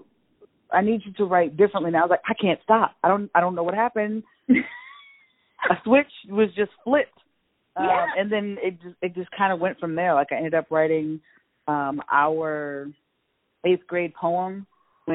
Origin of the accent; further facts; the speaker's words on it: Chicago, Illinois, United States; moved away as an adult; also born or lived in Mount Vernon, Iowa / Cedar Rapids, Iowa; I was born and raised in Chicago, and then I left to go to college at Cornell College in Mount Vernon, Iowa